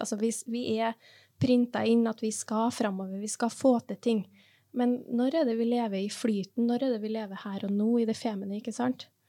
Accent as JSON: {"language": "Norwegian", "country": "Norway", "also_born_or_lived": "Trondheim", "said": "vi er norsk, vi bor i et lite land"}